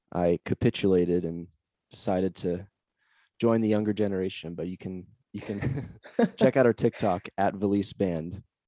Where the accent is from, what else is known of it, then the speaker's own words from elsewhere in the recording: Olympia, Washington, United States; moved away as an adult; also born or lived in Seattle, Washington; now in Austin, United States; I actually grew up in Olympia, Washington